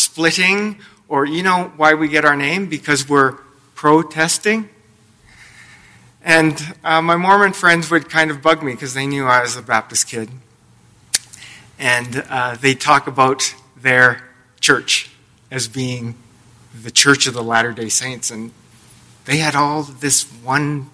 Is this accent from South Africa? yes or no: no; Lethbridge, Alberta, Canada; I grew up in Lethbridge, Alberta